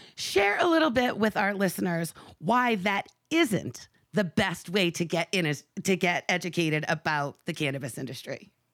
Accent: Maine, United States; my home state of Maine

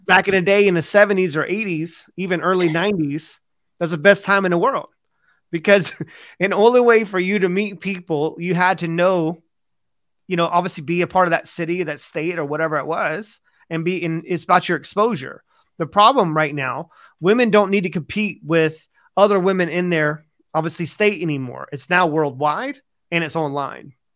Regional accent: United States; now in United Kingdom; I'm from America

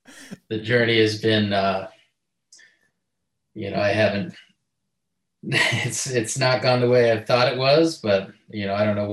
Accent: Salt Lake City, Utah, United States; I'm from Salt Lake City, Utah

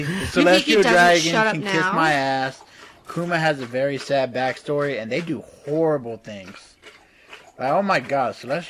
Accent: Texas, United States; I'm from Texas.

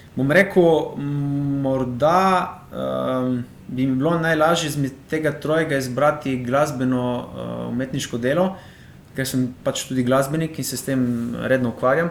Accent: Slovenia; jaz sem iz Izraela doma, to je v bistvu morski kraj, živim 5 metrov od morja

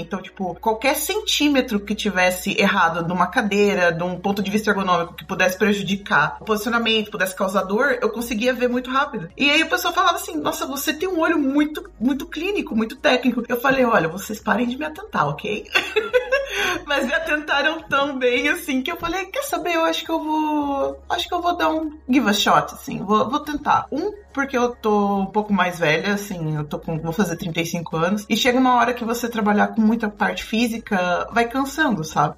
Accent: Brazil; moved away as an adult; also born or lived in Blumenau / Curitiba; now in Porto, Portugal; eu saí do Brasil

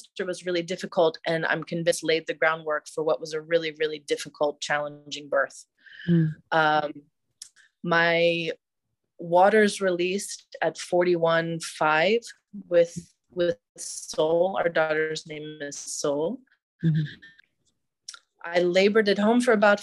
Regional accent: just outside Washington, D.C., Northern Virginia, United States; moved away as an adult; now in Tel Aviv, Israel; I am an American who grew up just outside of Washington, D.C., but I was inspired to move to Israel a decade ago

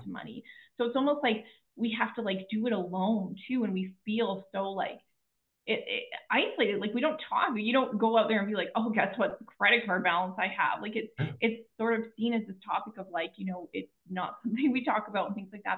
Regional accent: Kelowna, British Columbia, Canada; I was born in Kelowna, BC, in Canada.

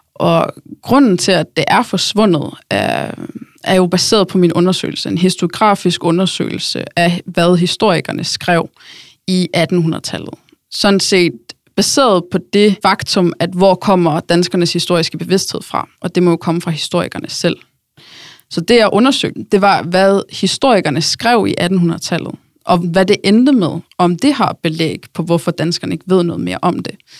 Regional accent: Norway; moved away as an adult; now in Denmark; jeg kommer fra Norge

